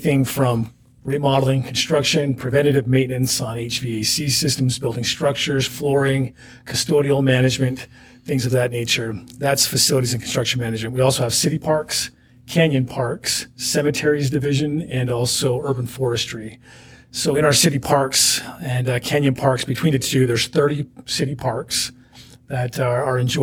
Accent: Springville, Utah, United States; also born or lived in Omaha, Nebraska / Guatemala; Born and raised in Springville.

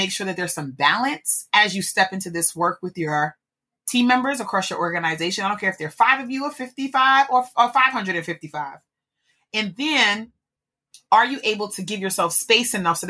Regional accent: New York, United States; I'm a New Yorker

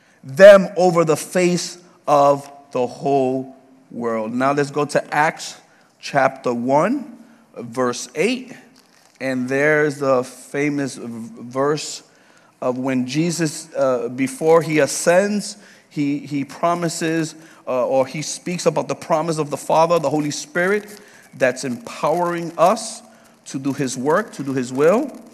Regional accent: Puerto Rico; now in Leesburg, United States; When we came from Puerto Rico to Georgia, we served at Hebron Baptist Church for 7 years with the Spanish ministry.

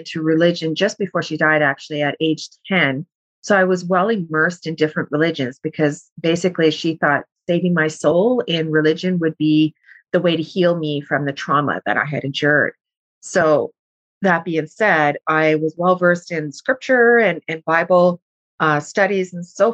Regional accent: Thunder Bay, Ontario, Canada; I'm from Thunder Bay.

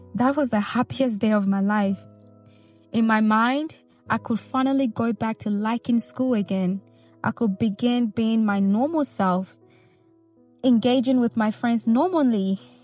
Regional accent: Nigeria; moved away; I grew up in Nigeria

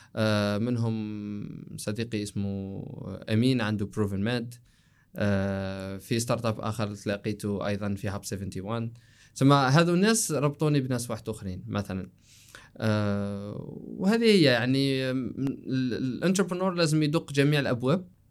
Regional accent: Algeria; قلنا انتو جزائريين قلنا له ايه

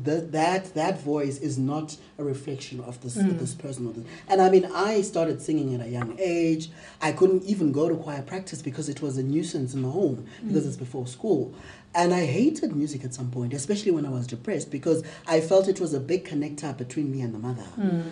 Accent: Mthatha, Eastern Cape, South Africa; I grew up in Umtata, raised and socialized as a girl

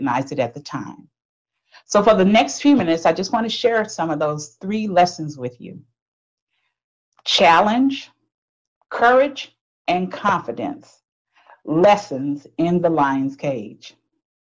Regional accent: Texas, United States; moved away as an adult; now in Minnesota, United States; I was born and raised in Texas.

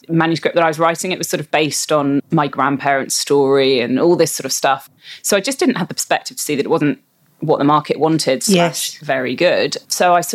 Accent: London, United Kingdom; moved away as an adult; also born or lived in Copenhagen, Denmark; now in Perth, Australia; I'm from London originally

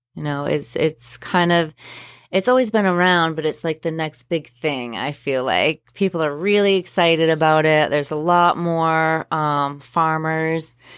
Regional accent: Spruce Head, Maine, United States; I grew up down in Spruce Head, uh, Spruce Head Island specifically.

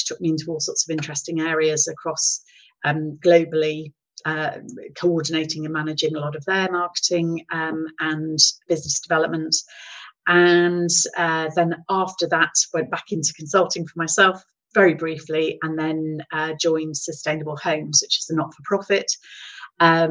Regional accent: Gloucestershire, South West England, United Kingdom; also born or lived in East Midlands; I relocated from the East Midlands back to Gloucestershire, which was my home county

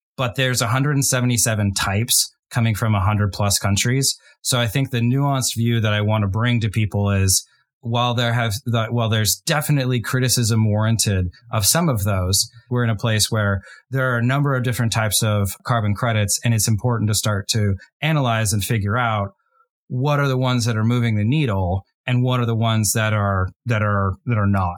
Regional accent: United States; my home country, the U S

